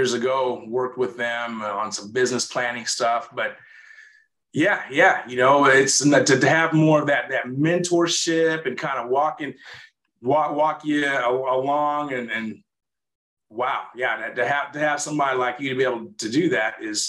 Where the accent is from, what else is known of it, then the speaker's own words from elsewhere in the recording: Olathe, Kansas, United States; I grew up in Olathe